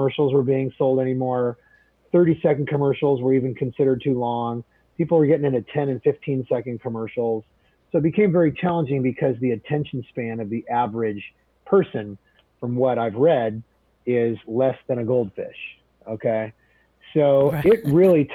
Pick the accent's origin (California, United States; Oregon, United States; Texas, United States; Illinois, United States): Oregon, United States; Portland; now in Beaverton, United States; I grew up in Southwest Portland